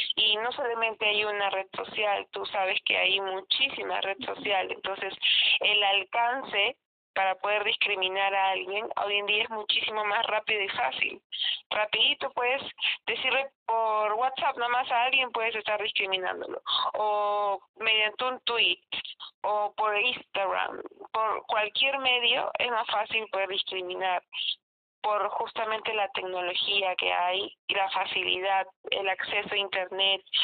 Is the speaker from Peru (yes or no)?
yes; Peru; acá en Perú se dice que so, somos una mezcla